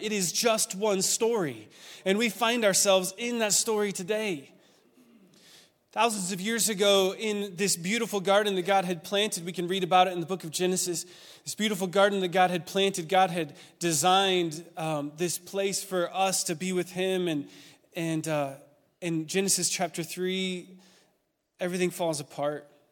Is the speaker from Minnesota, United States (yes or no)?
no; Oregon, United States; moved away; I'm a West Coast kid. I grew up in Oregon